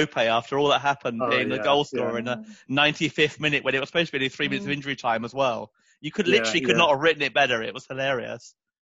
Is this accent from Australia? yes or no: no; London, United Kingdom; Growing up in North London